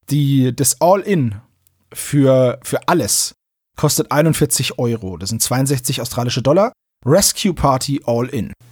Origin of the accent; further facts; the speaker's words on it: Alanya, Antalya, Turkey; Ich komme aus Alanya, Antalya. Ich bin mir sicher, viele Deutsche kennen diese Stadt sehr gut.